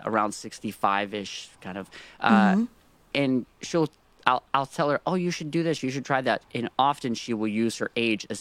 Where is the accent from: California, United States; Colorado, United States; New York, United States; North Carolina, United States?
North Carolina, United States; now in Nashville, United States; I was born in North Carolina